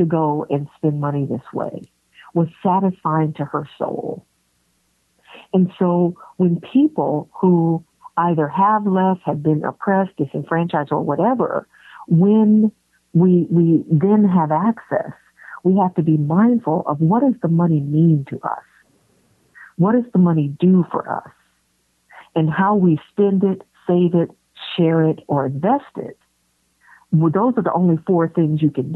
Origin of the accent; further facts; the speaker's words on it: San Francisco, California, United States; I was born and raised in San Francisco